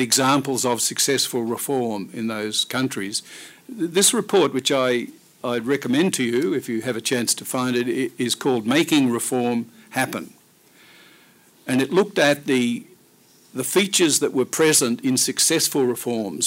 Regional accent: Australia

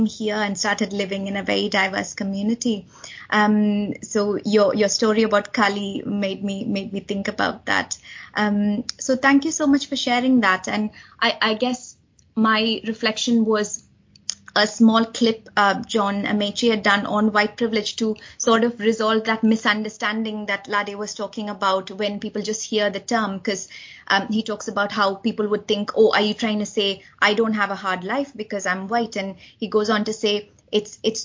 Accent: India; moved away as an adult; now in United Kingdom; growing up in India

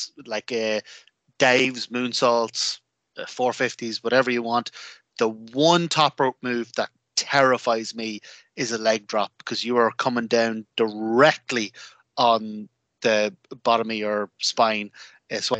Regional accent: Ireland; an Irish wrestling fan

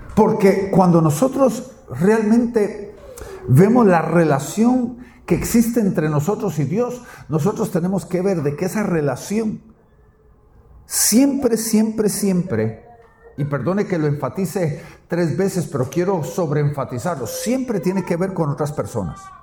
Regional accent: Guatemala; mi tierra Guatemala

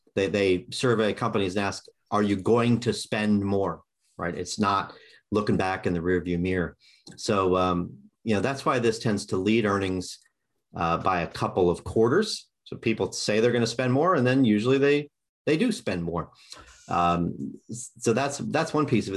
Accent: Kansas City, United States; I grew up in Kansas City.

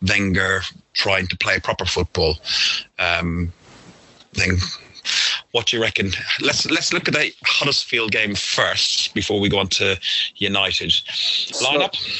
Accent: Ireland; we're Irish.

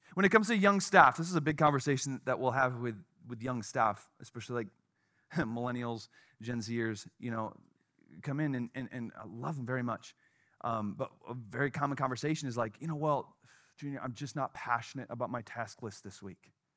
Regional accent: Wisconsin, United States; now in Chicago, United States; where I grew up in Wisconsin

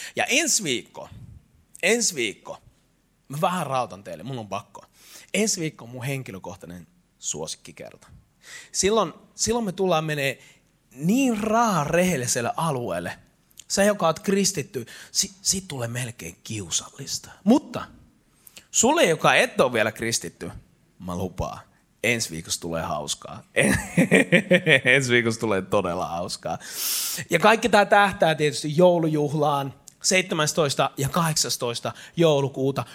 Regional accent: Eastern Finland, Finland; mä oon itäsuomalainen latino

